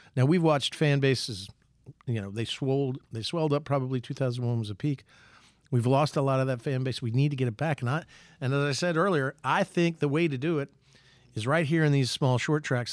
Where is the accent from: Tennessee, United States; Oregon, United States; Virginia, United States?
Virginia, United States; Southside; I come from Southside